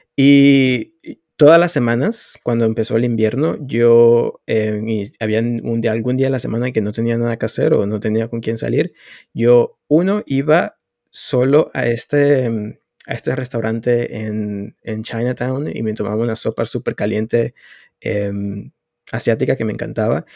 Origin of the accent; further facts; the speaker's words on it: Venezuela; moved away as an adult; now in Canada; en mi país, en ese momento, Venezuela